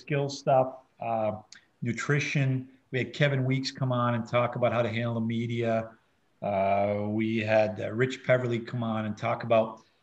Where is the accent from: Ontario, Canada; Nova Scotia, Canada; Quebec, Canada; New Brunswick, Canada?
New Brunswick, Canada; now in St. Louis, United States; we're both from New Brunswick